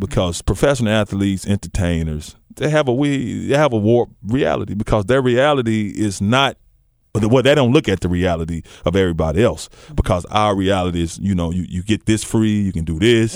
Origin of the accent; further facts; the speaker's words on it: Memphis, Tennessee, United States; I grew up in White Haven.